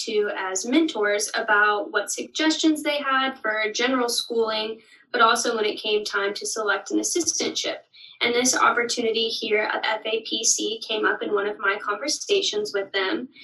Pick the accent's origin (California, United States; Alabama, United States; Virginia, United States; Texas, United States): California, United States; Denair; moved away as an adult; now in Stillwater, United States; I'm originally from Denair, California, but after coming to OSU